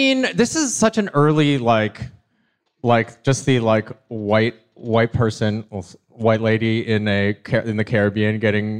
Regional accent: Michigan, United States; I grew up in Michigan, y'all.

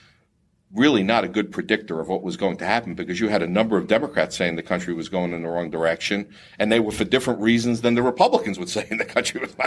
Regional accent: Florida, United States; Florida, being my home state

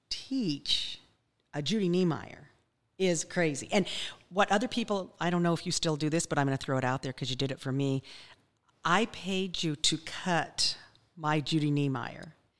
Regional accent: Wyoming, United States; accent: Wyoming; I have a Wyoming accent

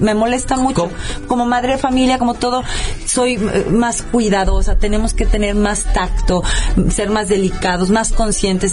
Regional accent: Rioverde, San Luis Potosí, Mexico; moved away; en mi casa en Río Verde, mi mamá hacía una unos que allá en mi pueblo le llamábamos panquequis

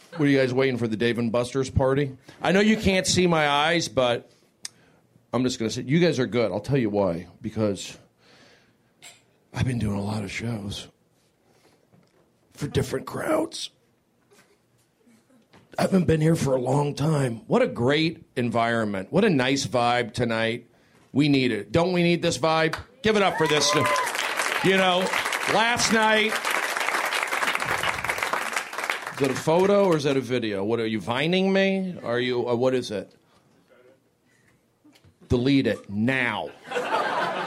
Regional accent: Los Angeles, California, United States; I'm from the Valley

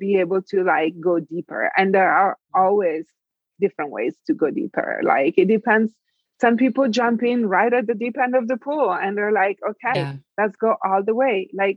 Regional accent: Italy; moved away as an adult; I'm from Italy. In my country, I was born and raised. I left when I was 19

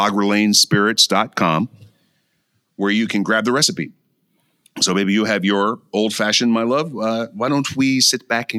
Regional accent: Mankato, Minnesota, United States; also born or lived in Lincoln, Nebraska / Galesburg, Illinois / Decatur, Illinois; As our audience knows, I was born in Lincoln, Nebraska, raised in Mankato, Minnesota, and Galesburg, Illinois, and Decatur, Illinois, and in the 70s.

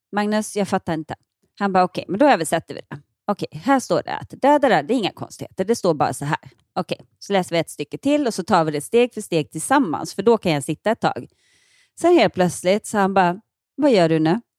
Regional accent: Ronneby, Blekinge, Sweden; moved away as an adult; som vuxen, när jag flyttade från Ronneby

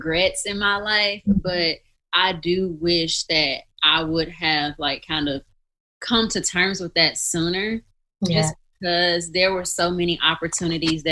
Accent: Mississippi, United States; moved away as an adult; also born or lived in Missouri; I'm from Mississippi, so that was a long ways from home.

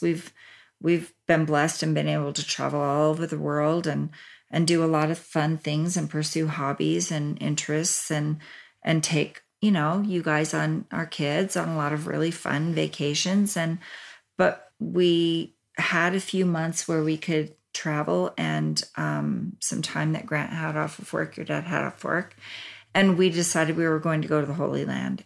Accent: Japan; I was born in Japan along with my brother

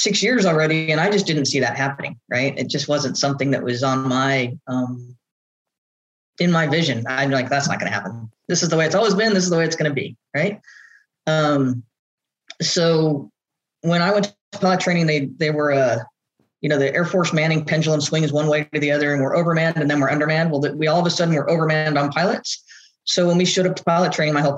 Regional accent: Southern California, United States; I grew up in Southern California.

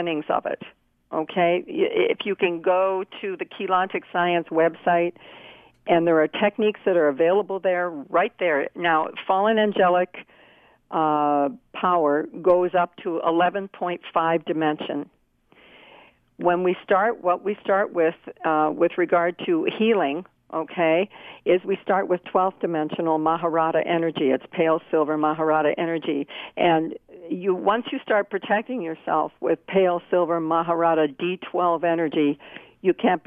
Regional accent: Canada; I was brought up in the Christian United Church of Canada

